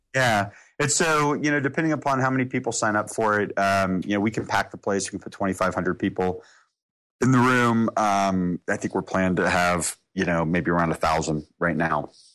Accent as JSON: {"language": "English", "town": "Atlanta", "region": "Georgia", "country": "United States", "tie": "born or raised there", "said": "being in my hometown."}